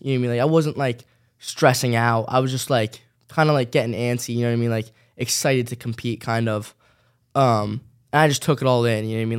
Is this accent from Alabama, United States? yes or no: no; New Jersey, United States; I'm staying in my hometown